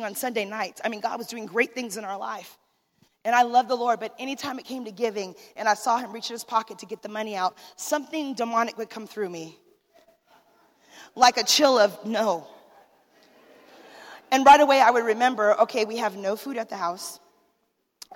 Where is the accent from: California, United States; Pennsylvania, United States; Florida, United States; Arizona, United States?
Arizona, United States; I'm from Arizona